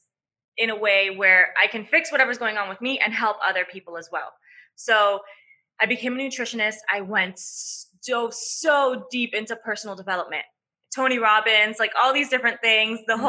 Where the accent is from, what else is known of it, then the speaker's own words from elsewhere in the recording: Venezuela; I'm Venezuelan, so I was born in Venezuela, and I grew up really in a family